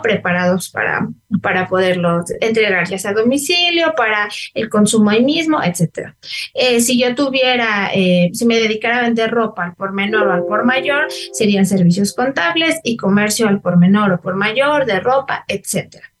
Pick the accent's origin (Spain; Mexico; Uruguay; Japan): Mexico; como ciudadanos, como mexicanos, como contribuyentes